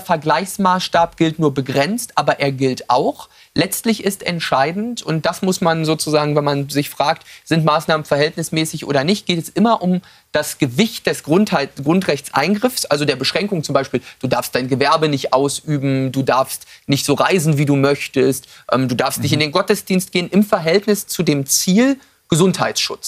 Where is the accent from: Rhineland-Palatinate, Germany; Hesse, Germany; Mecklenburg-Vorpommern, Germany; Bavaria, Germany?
Mecklenburg-Vorpommern, Germany; Western Pomerania; in meiner Heimat in Vorpommern